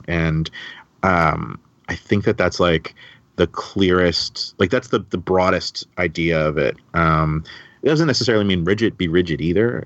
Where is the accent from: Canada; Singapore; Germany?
Canada; also born or lived in Toronto; growing up in Canada.